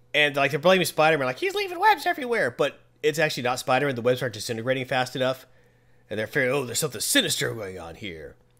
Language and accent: English; United States; I'm from America